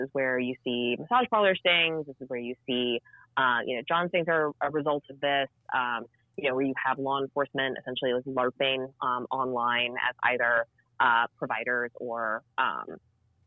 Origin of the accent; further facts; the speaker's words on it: American South, United States; I grew up in the American South